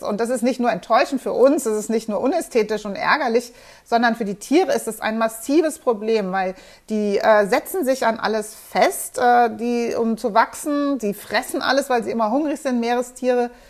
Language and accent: German; Germany; Und was wir uns als Deutsche gar nicht vorstellen können, ist, dass wir ganz schnell auch in Wassermangelsituationen kommen.